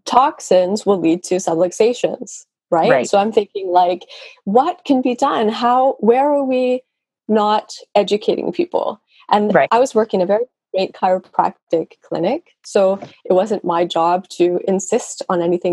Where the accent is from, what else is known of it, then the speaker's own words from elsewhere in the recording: Vancouver, British Columbia, Canada; first language English; moved away as an adult; now in Norway; I'm from Canada. I'm from Vancouver, okay. British Columbia.